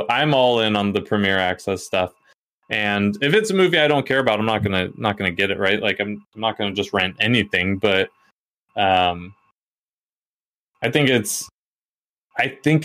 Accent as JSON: {"language": "English", "country": "United States", "said": "as an American, this dude comes to our country"}